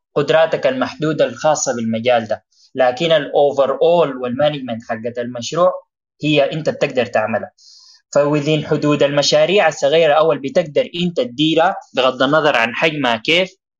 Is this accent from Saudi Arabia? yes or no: no; Sudan; في بلدنا السودان